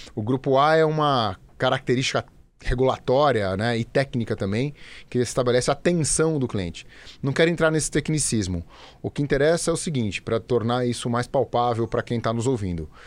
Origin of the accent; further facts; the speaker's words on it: São Paulo, Brazil; also born or lived in Campinas; eu sou paulistano, paulistano de nascença, é, nascido, criado, morei é, muitos anos aqui na cidade